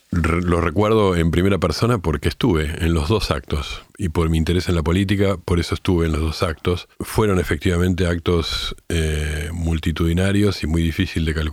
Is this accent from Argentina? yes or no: yes; Argentina; now in Uruguay; Además de todo eso, que también soy argentino, que vivo acá hace muchos años y que me siento tan argentino como uruguayo